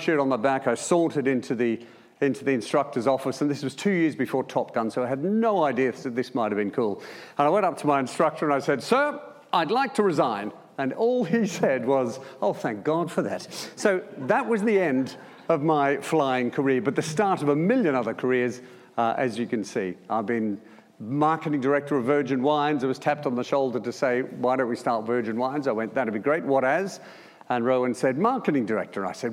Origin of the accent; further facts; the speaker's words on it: Melbourne, Victoria, Australia; moved away; joining the Air Force straight from school. As you can tell by my accent, that was in Melbourne